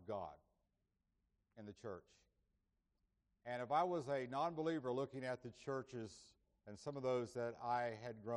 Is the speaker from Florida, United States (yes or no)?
yes; Indiantown, Florida, United States; My mother was a minister of music at the church where I grew up in Indiantown, Florida